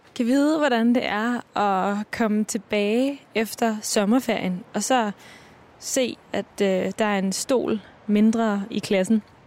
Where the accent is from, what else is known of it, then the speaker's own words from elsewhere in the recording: Copenhagen, Capital Region of Denmark, Denmark; Jeg er vokset op på Vesterbro